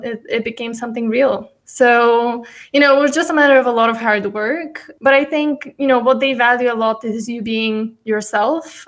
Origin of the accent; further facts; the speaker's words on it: Bulgaria; also born or lived in United States; I'm born and raised in Bulgaria